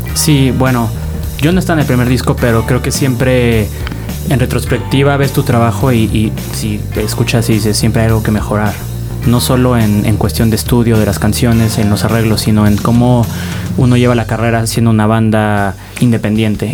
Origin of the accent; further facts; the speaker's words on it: Mexico City, Mexico; also born or lived in Del Valle, Mexico City / Narvarte, Mexico City / Condesa, Mexico City; Yo soy del sur, Coyoacán. Pero hace años no vivo